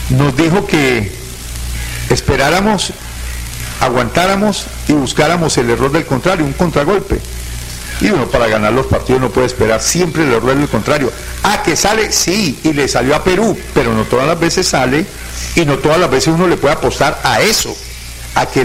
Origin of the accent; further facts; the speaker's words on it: Colombia; como cualquier colombiano aficionado al fútbol